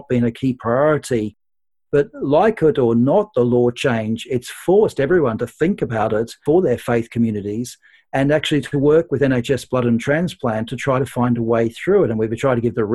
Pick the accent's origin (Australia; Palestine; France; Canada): Australia; now in United Kingdom; I'm Australian, and so I have a lot of contacts back home in Australia.